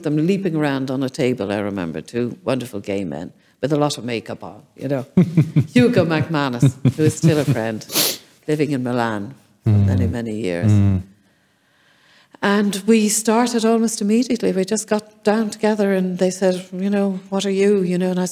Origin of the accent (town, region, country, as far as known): Ireland; also born or lived in France / England